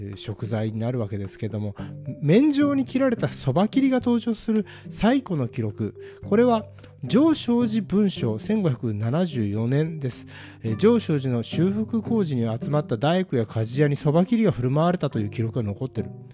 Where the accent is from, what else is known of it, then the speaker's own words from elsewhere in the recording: Kanto, Japan; 関東人だから